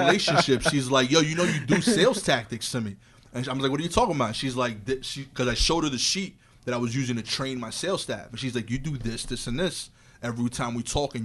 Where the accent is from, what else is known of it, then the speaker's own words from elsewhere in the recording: New York City, New York, United States; as a New Yorker